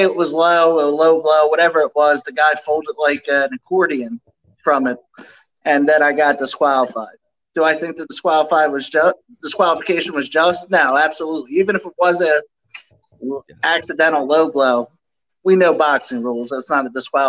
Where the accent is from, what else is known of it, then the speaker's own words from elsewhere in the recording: Philadelphia, Pennsylvania, United States; Philly's my hometown